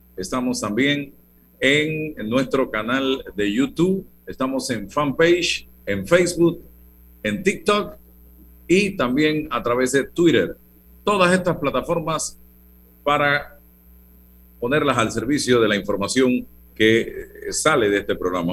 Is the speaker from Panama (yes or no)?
yes; Azuero, Herrera, Panama; yo que soy azuarense